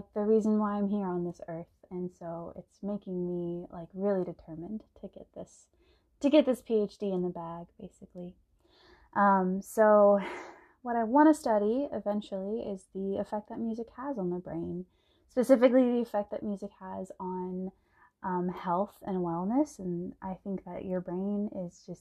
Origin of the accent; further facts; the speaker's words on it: San Antonio, Texas, United States; moved away as an adult; also born or lived in Austin, Texas / Boston, Massachusetts; I'm from San Antonio, Texas. I was born in Austin. And I grew up in San Antonio and went to public school there